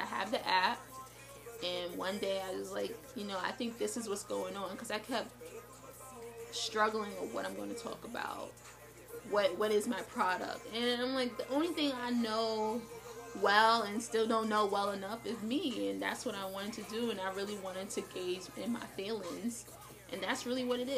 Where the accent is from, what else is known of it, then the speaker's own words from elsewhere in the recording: New York City, New York, United States; moved away as an adult; now in Buffalo, United States; I was raised urban. I'm from Brooklyn, New York, but I live in Buffalo now